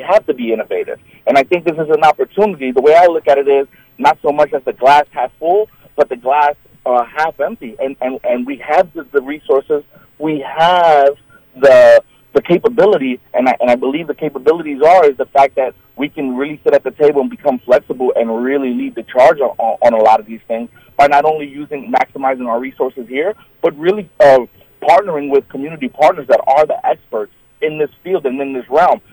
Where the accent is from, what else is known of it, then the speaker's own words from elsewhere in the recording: New York City, New York, United States; now in Chautauqua County, United States; I'm originally from New York City